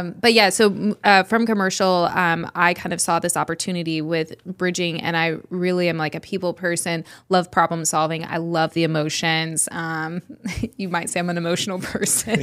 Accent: Redding, California, United States; We are from Redding, California

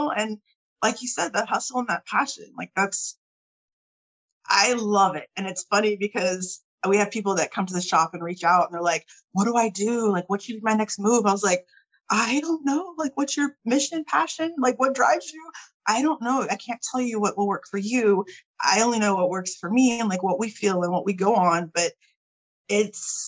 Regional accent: Lockhart, Texas, United States; also born or lived in California; I'm originally from Cali and my parents moved in the '80s, late '80s, and they decided to come to Texas to retire and they bought up a rental property in Lockhart, like I was saying. And that's what they did. They were landlords. And so my brother and I grew up mowing yards

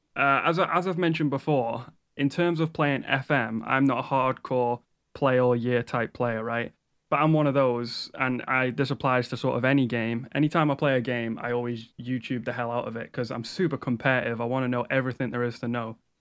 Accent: Liverpool, North West England, United Kingdom; also born or lived in Wales; I'm from Liverpool

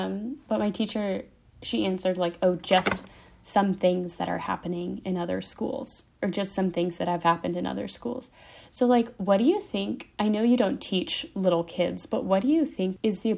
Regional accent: Sewanee, Tennessee, United States; now in Nashville, United States; So I live in Nashville now, but I grew up in Sewanee, which is an hour and a half south of Nashville in Tennessee.

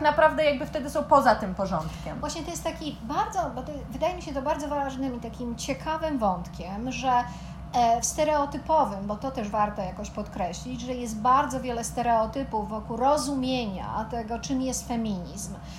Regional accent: Poland; Pochodzimy z Polski

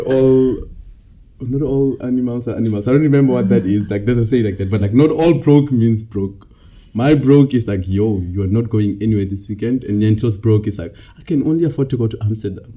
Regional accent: Bloemfontein, Free State, South Africa; moved away as an adult; also born or lived in Cape Town; I'm um, from South Africa, um, a land full of many amazing dancing people, no lies. um, I grew up in uh, Bloemfontein, but for the past while I've been in Cape Town

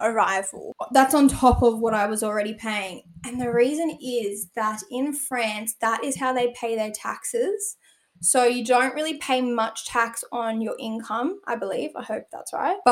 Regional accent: New South Wales, Australia; I'm from New South Wales

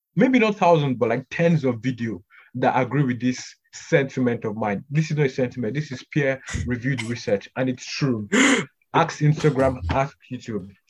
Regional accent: Canada; I'm, I'm Canadian most for the most part

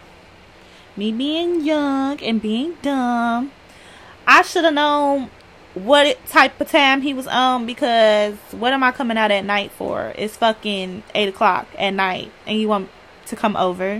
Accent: Chicago, Illinois, United States; I'm from Chicago

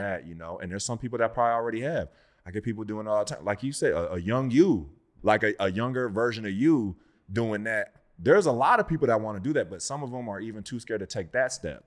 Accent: Inland Empire, California, United States

